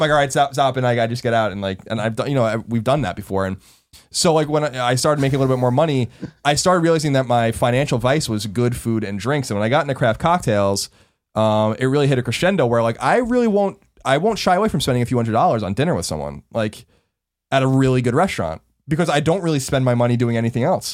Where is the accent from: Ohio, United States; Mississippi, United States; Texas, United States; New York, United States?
New York, United States; Long Island; moved away; growing up on Long Island in the shadow of New York City